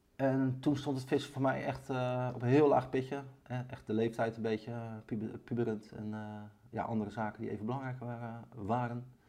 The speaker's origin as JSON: {"language": "Dutch", "town": "Barendrecht", "region": "South Holland", "country": "Netherlands", "tie": "born or raised there", "accent": "Rotterdam", "said": "ik ben opgegroeid in Baarnrecht, onder de rook van Rotterdam. Ja voel me ook altijd wel een beetje een Rotterdammer. Dat kunnen jullie ook aan mijn stem horen waarschijnlijk"}